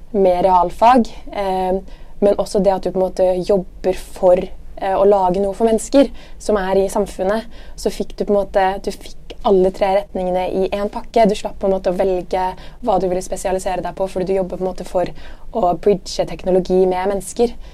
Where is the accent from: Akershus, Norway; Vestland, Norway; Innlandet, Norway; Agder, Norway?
Akershus, Norway; Bærum; also born or lived in Dubai / Trondheim / Milan; Jeg kommer fra Høvik i Bærum, rett utenfor Oslo